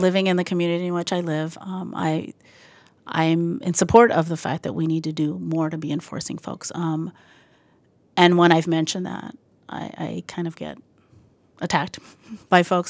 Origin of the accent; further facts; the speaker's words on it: El Paso, Texas, United States; moved away as an adult; also born or lived in New York City; now in Boston, United States; I am from El Paso, Texas